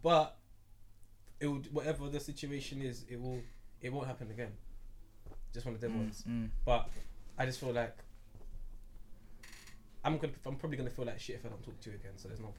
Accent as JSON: {"language": "English", "country": "United Kingdom", "said": "I'm British."}